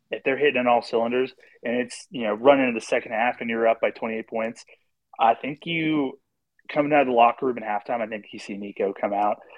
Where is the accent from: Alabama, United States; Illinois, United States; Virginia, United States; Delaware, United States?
Virginia, United States; moved away; I come from Virginia.